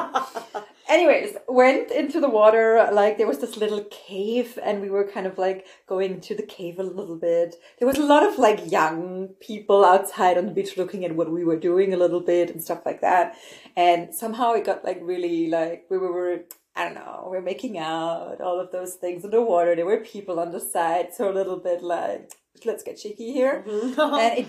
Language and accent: English; Freiburg, Baden-Württemberg, Germany; moved away as an adult; now in Berlin, Germany; I'm from the south of Germany. I'm from the Freiburg region